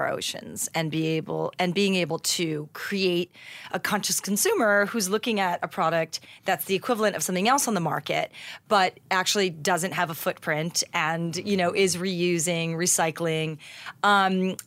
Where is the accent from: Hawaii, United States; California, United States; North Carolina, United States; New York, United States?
Hawaii, United States; Haleiwa; moved away; I was born and raised in Hawaii.